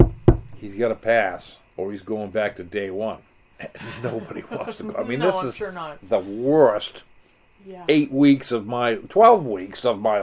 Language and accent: English; Kennebunk, Maine, United States